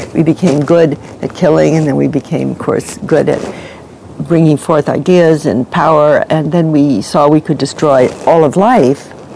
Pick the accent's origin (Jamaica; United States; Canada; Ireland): United States; New York City, New York; now in Santa Barbara, United States; I grew up in New York City on 80th Street and Fifth Avenue, opposite the Metropolitan